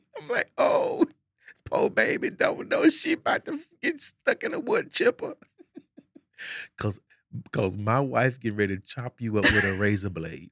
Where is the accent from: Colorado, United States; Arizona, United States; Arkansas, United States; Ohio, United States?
Arkansas, United States; moved away; we got a saying back home. I'm from Arkansas